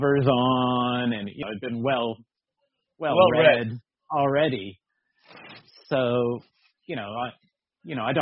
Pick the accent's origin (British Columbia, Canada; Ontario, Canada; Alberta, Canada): Ontario, Canada; Alberton; accent: Canadian; moved away as an adult; also born or lived in Oakville, Canada / Germany; now in United Kingdom; I'm Canadian, as you said. I grew up outside Toronto in a little, tiny